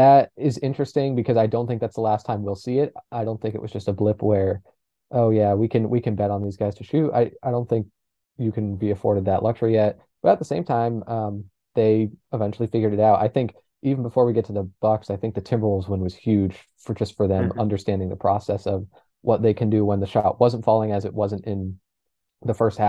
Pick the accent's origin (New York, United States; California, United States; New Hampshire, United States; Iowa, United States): New Hampshire, United States; I'm also from New Hampshire, so Hannaford is a classic for me.